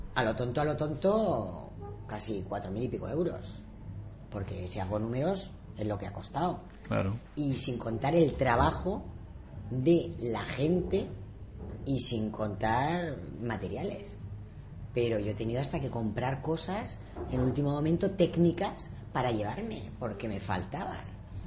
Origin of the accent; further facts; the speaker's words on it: Spain; como española